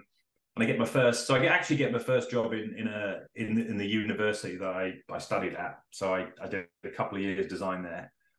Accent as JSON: {"language": "English", "town": "Great Yarmouth", "region": "East of England", "country": "United Kingdom", "tie": "born or raised there", "also_born_or_lived": "York", "moved": "as an adult", "lives_now": "New York City, United States", "said": "I was actually born in Norfolk. I wasn't born in Norwich, but I was born in Great Yarmouth, so fairly near. And I lived there for obviously grew up there, lived there 20 years. Before finding an escape route when I moved up to Yorkshire. So lived in York for then another 20 years."}